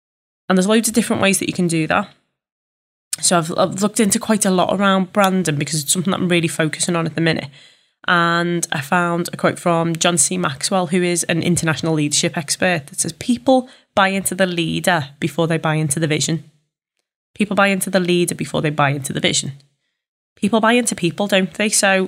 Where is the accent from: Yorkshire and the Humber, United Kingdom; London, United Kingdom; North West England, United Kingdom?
North West England, United Kingdom; Liverpool; accent: Scouse; Fully aware that I am a Scouser and I know I will divide an audience with this accent.